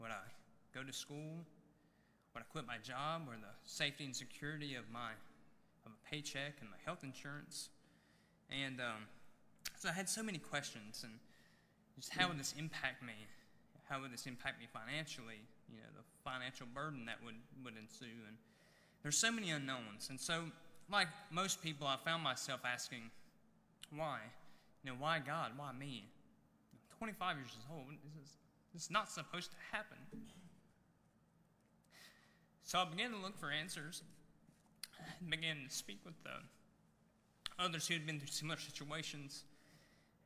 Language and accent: English; Alexander County, North Carolina, United States; I was born and raised here in Alexander County